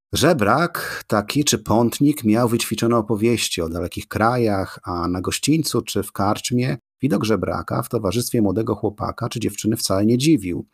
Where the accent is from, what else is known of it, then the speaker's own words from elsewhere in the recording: Poland; 90% z nas, obywateli Polski, wyłodzi się właśnie z chłopstwa